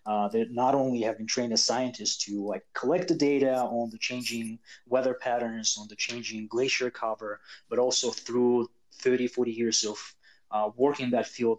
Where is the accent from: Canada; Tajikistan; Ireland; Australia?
Tajikistan; also born or lived in United States; when I was growing up in Tajikistan in the 90s